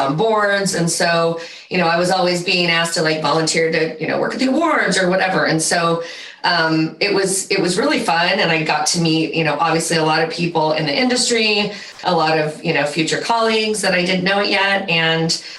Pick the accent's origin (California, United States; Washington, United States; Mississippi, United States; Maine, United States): California, United States; Central Valley; also born or lived in San Diego; I grew up in the Central Valley